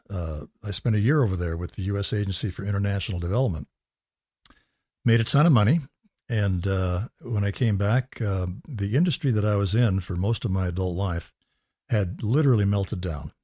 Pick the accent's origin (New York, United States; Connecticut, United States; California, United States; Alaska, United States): California, United States; growing up in California